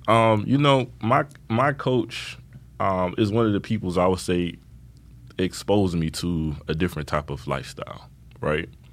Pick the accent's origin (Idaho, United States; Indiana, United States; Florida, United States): Florida, United States; Miami; growing up in Miami, I lived in the Opelika Liberty City, Miami Gardens